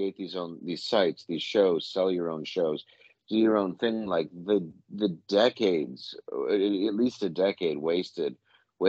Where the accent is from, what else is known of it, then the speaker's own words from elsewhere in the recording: Detroit, Midwest, United States; I'm from the Midwest